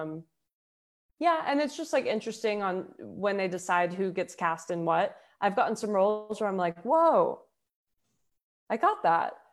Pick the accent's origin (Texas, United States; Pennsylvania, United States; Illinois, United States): Texas, United States; Houston; also born or lived in Denver; now in Los Angeles, United States; I grew up in Houston